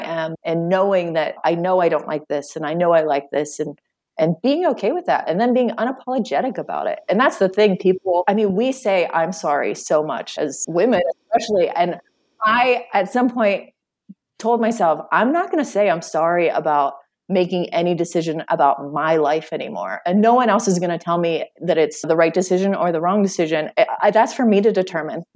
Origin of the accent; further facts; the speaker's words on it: Western Pennsylvania, United States; moved away; I grew up in uh, Western Pennsylvania in a small town